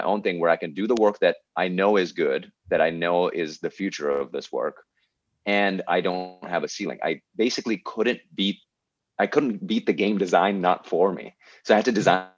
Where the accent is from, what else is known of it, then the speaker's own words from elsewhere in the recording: Pakistan; moved away as an adult; I'm just here from Pakistan, right? Like I'm three paychecks away from having to move back to Pakistan